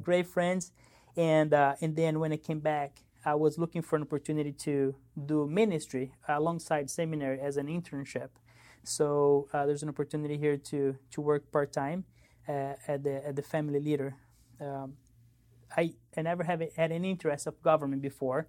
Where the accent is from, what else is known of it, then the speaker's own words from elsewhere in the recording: São Paulo, Brazil; moved away; I grew up in Brazil, São Paulo, Brazil.